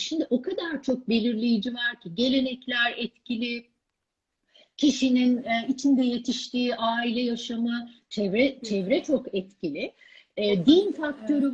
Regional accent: Ankara, Turkey; Ankara'da, e, büyüdüğüm evi

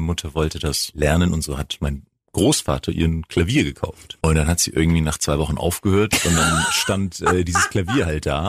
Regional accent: Greece; also born or lived in Bremerhaven; now in Freiburg, Germany; ich komme aus Griechenland

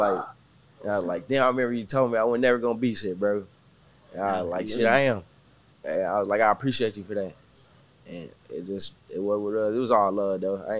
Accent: Galveston County, Texas, United States; now in Houston, United States; I ain't moved, like, to Houston until, like, 2019. But I'm from, like, Galveston County. Yeah. So I grew up there my whole life.

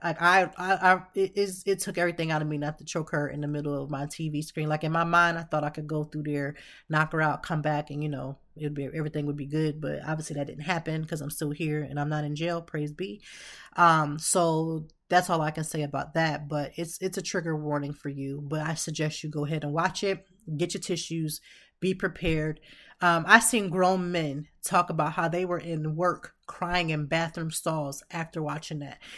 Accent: Youngstown, Ohio, United States; I'm from Ohio, born and raised in Youngstown.

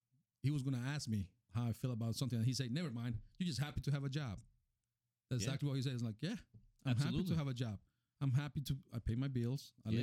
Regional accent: Colombia; English is a second language; moved away as an adult; also born or lived in Miami, United States; now in United States; I born in Miami in 1981. Mm-hmm. And then I moved to, then a year later or 2 years later, they moved me. I moved to Colombia with my family. And I grew up in Colombia.

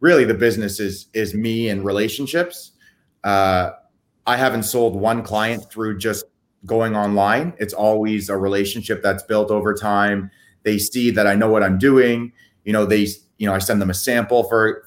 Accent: Canada; also born or lived in Toronto; I'm Canadian

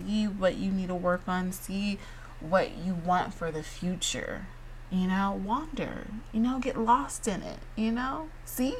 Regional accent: Georgia, United States; I'm from Georgia

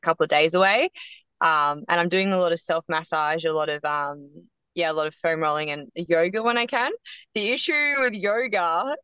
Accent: Yarra Valley, Victoria, Australia; I grew up in the Yarra Valley

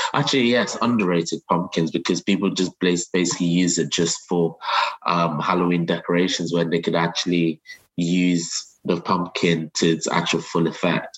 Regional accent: Nigeria; moved away; I'm originally from Nigeria

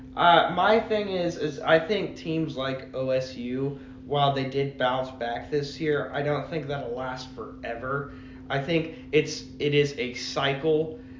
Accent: Oklahoma, United States; as an Oklahoman

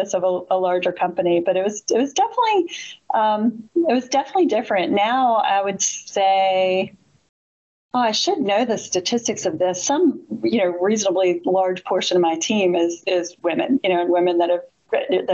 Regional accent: Richmond, Virginia, United States; I'm from Richmond

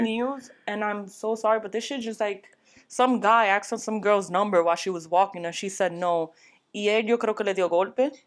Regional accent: New York, United States; I was brought up in New York

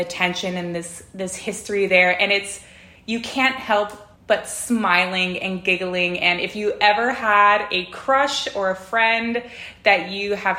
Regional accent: California, United States; moved away as an adult; now in Dallas, United States; born and raised in California

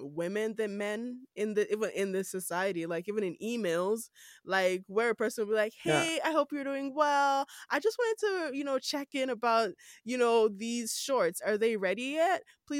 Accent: Nigeria; accent: Nigerian; moved away as an adult; now in Canada; just my normal Nigerian accent

